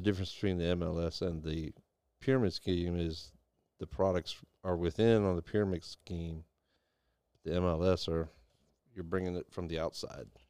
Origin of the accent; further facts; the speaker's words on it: Deep South, United States; I traveled all over the United States, and I, I grew up in the Deep South